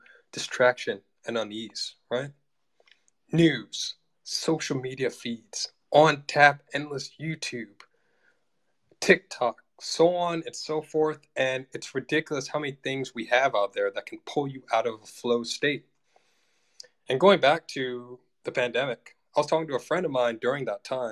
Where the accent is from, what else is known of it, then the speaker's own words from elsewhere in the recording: United States; I'm an American